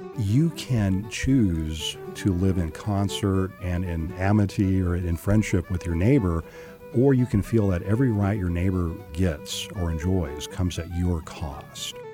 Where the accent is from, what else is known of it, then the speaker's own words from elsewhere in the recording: California, United States; moved away; also born or lived in Washington; When I was a child growing up in California, but also in Washington state